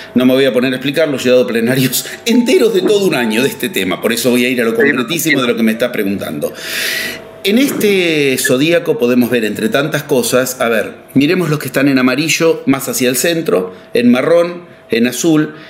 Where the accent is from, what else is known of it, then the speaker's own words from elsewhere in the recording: Argentina; yo soy argentino